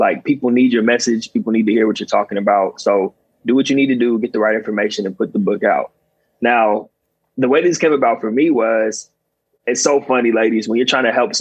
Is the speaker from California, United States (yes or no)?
yes; Southern California, United States; also born or lived in Long Island, New York; came back home to Southern California where I'm from